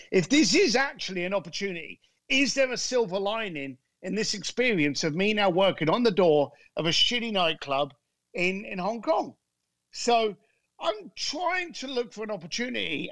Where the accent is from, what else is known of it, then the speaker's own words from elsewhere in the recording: London, United Kingdom; I grew up in a shitty end of London called Leytonstone.